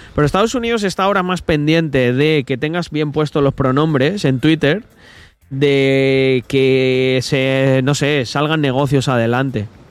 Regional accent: Salamanca, Castile and León, Spain; yo soy de Salamanca, de la original

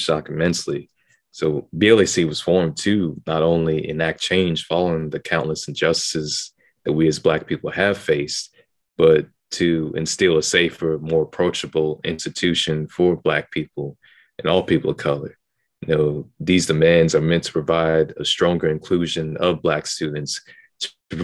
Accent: Houston, Texas, United States; moved away as an adult; I'm from Houston, Texas. So from elementary to middle school, I was always at a predominantly Black school.

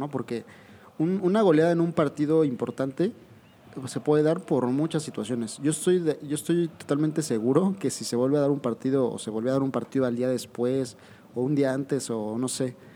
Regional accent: Argentina; pero como yo soy argentino, porque yo soy nada más

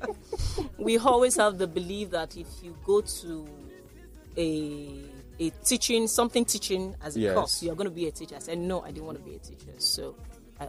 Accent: Lagos, Nigeria; also born or lived in Ogun Waterside, Ogun State / London; I grew up here in Lagos before I went to school in Ogun State

